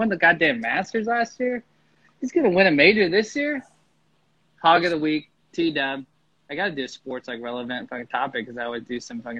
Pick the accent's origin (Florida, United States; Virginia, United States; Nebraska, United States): Nebraska, United States; Lincoln; I'm from Lincoln.